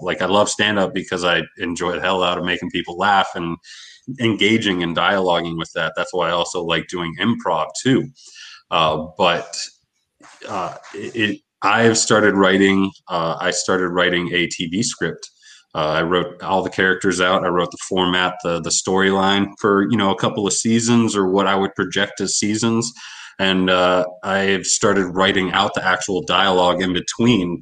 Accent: Erie, Pennsylvania, United States; my hometown in Erie

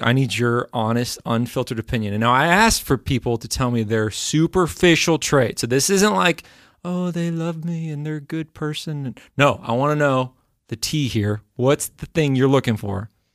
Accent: Texas, United States; moved away; also born or lived in the South (US); I grew up in Texas

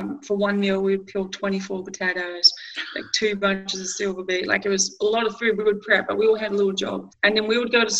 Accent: Glenroy, Victoria, Australia; growing up in Glenroy, Mum still lives in the same house

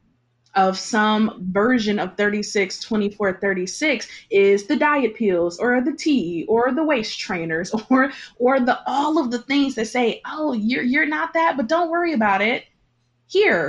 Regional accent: Detroit, Michigan, United States; I grew up in Detroit, 98% Detroit, where I'm surrounded by Black people

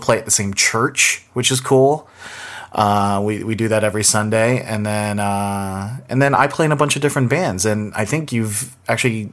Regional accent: Northern Virginia, United States; moved away as an adult; also born or lived in Boston; I'm originally from the Washington, D.C. area, Northern Virginia. Grew up out there

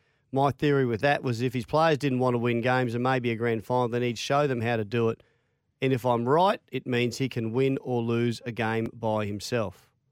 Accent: Australia; Because I'm Australian.

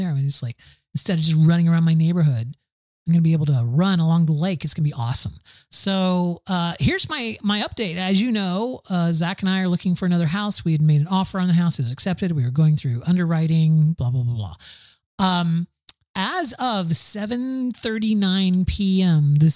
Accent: Florida, United States; I grew up in Florida. Of course, I can swim.

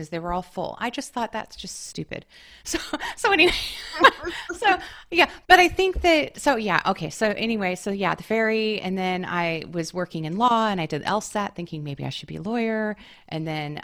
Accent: the Northwest, Pacific Northwest, United States; now in Brooklyn, United States; And I'm from the Northwest. Like we have ferries everywhere

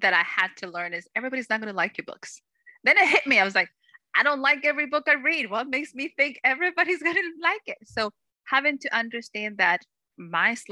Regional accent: Salem, Massachusetts, United States; I was blessed to grow up in a place that was full of history

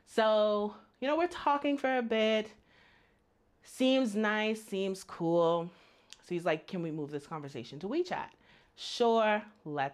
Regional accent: Bahamas; moved away as an adult; now in China; I'm from the Bahamas, and I have lived in China for almost 4 years.

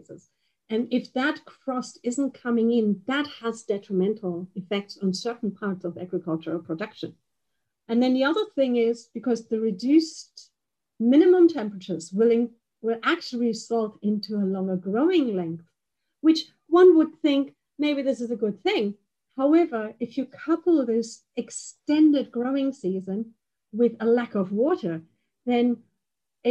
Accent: Bavaria, Germany; I'm from Bavaria, and we have hail insurance for the crops

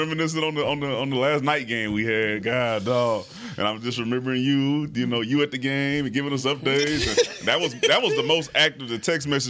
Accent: Houston, Texas, United States; I'm from Houston.

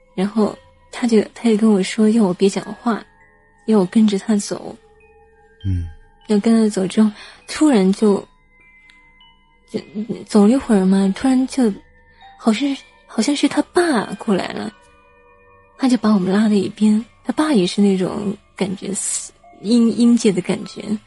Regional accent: Hunan, China; 我们， 湖南这边

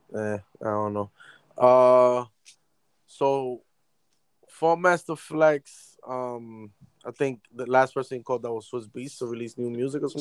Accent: New York, United States; I'm a New Yorker

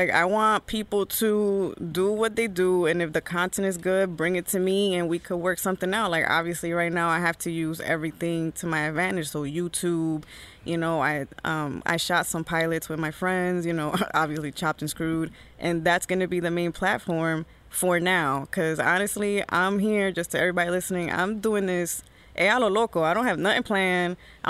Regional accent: Newark, New Jersey, United States; I was born and raised in Newark, but my family was from the Heights.

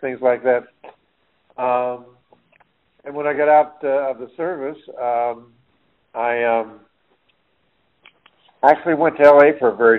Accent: Emporia, Kansas, United States; moved away; I was born and raised in Emporia, Kansas, which as of September 1st, Janice and I have moved back here. But I was born and raised in Emporia, Kansas

